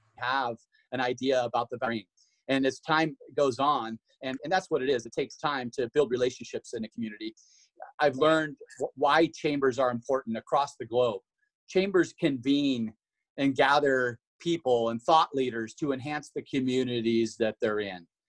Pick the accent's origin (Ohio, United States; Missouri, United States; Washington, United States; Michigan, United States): Washington, United States; moved away as an adult; now in Idaho, United States; I'm from Washington originally. I moved to Idaho in in the early '90s to run on the track and cross country programs at Boise State University